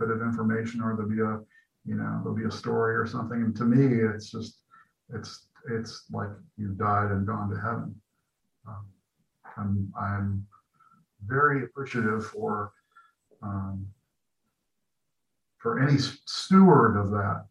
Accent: Peoria, Illinois, United States; moved away as an adult; also born or lived in Chicago / San Francisco; my hometown, which I am back in my hometown now in Peoria

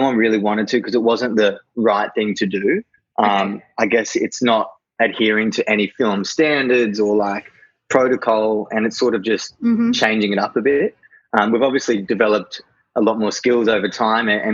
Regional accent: Gold Coast, Queensland, Australia; I'm from the Gold Coast, so surfing down the coast when I get a chance

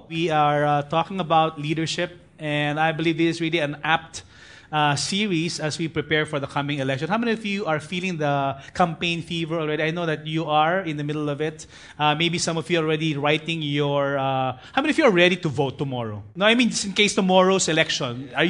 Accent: Parañaque, Metro Manila, Philippines; You know, in fact, I grew up in BF in Tahanan Village. There's actually an organization or association among the tricycle drivers. Whether you're the president of a TODA or the SATA or whatever in Parañaque

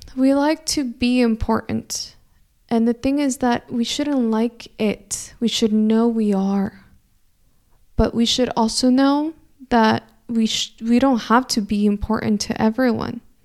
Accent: California, United States; first language Spanish; English is a second language; I grew up in California, but I grew up in a household where we only spoke Spanish inside the house

